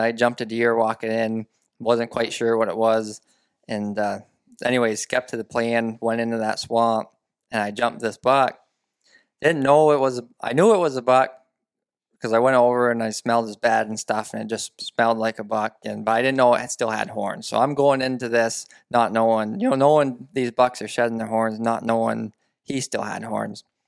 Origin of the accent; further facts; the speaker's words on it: central Vermont, United States; I'm born and raised in Vermont, central Vermont